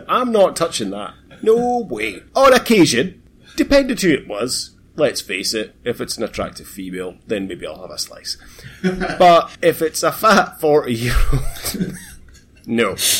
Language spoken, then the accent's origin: English; Aberdeen, Scotland, United Kingdom; moved away as an adult; I'm, I'm from Aberdeen